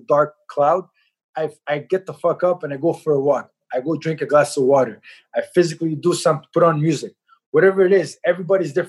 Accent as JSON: {"language": "English", "town": "Montreal", "region": "Quebec", "country": "Canada", "tie": "born or raised there", "also_born_or_lived": "Halifax, Nova Scotia", "said": "I was born in Canada, raised in Montreal"}